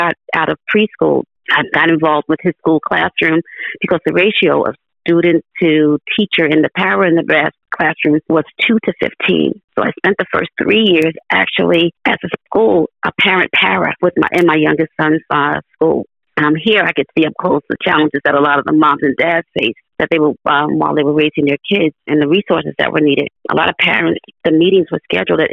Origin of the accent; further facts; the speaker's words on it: Jersey City, New Jersey, United States; moved away as an adult; also born or lived in East Orange, New Jersey; now in Trenton, United States; I was born and raised in Jersey City